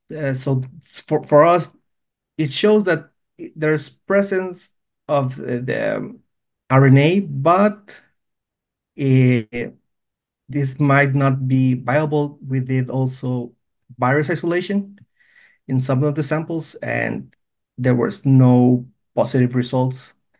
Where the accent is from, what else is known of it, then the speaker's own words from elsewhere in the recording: Guatemala; moved away as an adult; now in Minnesota, United States; I was born and raised in Guatemala